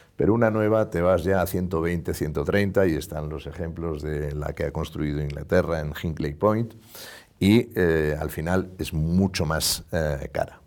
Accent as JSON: {"language": "Spanish", "country": "Spain"}